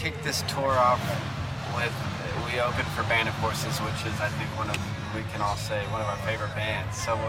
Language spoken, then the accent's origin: English; Texas, United States; also born or lived in Oklahoma; We're from Texas and Oklahoma, and so there's definitely a southern aspect to what we're doing.